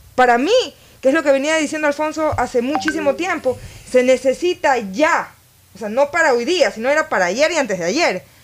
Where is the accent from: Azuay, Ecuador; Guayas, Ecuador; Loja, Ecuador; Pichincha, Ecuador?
Guayas, Ecuador; Guayaquil; especialmente como guayaquileña